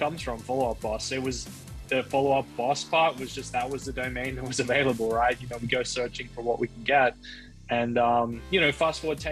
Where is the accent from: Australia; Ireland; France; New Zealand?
Australia; I'm originally from Australia